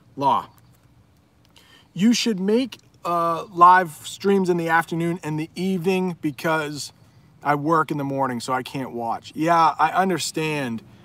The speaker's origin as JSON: {"language": "English", "country": "United States", "said": "So I now would probably say I am from the U S"}